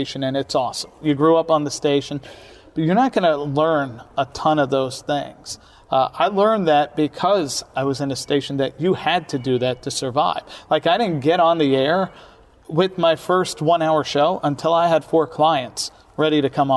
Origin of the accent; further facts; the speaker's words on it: New York City, New York, United States; I grew up in Brooklyn, New York, where, you know, people existed on every block